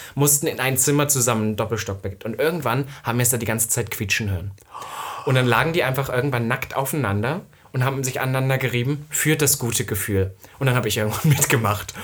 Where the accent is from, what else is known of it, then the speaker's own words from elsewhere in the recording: Saxony-Anhalt, Germany; ich komme ja aus Ostdeutschland